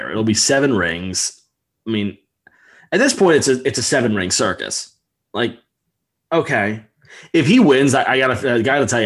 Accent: New Jersey, United States; I'm from New Jersey.

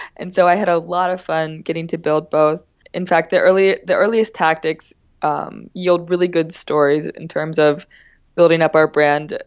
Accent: Boothwyn, Pennsylvania, United States; I'm from Boothwin, Pennsylvania, which is about twenty minutes south of Philadelphia.

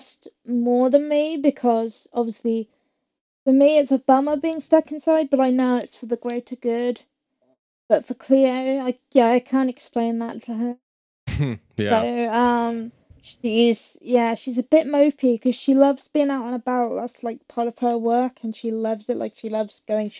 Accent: England, United Kingdom; I'm not from Sheffield, but I am from England

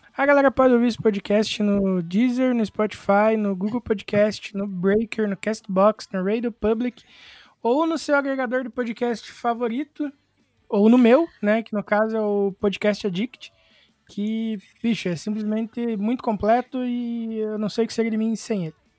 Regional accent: Irati, Paraná, Brazil; Eu sou do Paraná, uma cidade chamada Irati

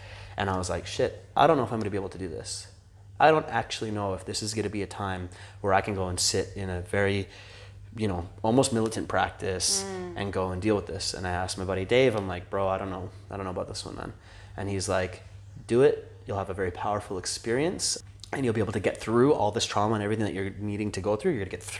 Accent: India; I'm Indian. I can say that.

